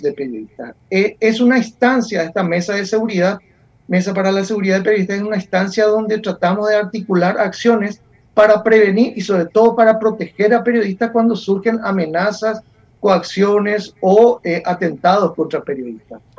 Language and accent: Spanish; Paraguay